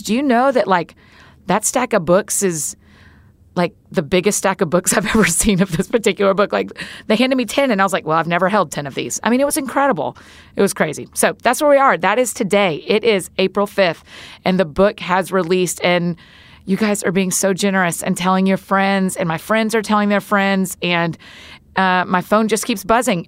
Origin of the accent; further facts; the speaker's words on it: the South, United States; as we say in the South